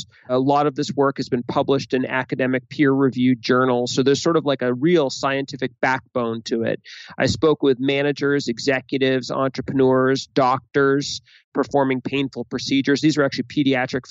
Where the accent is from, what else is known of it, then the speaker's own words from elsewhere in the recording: Boston, Massachusetts, United States; I'm from Boston.